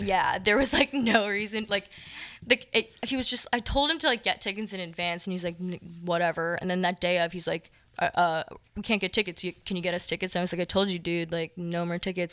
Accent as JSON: {"language": "English", "town": "Moorestown", "region": "New Jersey", "country": "United States", "tie": "born or raised there", "moved": "yes", "said": "I do really love my hometown in the fall. It's, it's just across the bridge in New Jersey."}